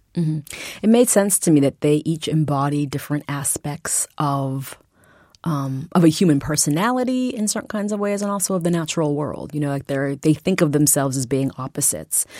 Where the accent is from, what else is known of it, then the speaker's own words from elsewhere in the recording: Massachusetts, United States; I'm from Massachusetts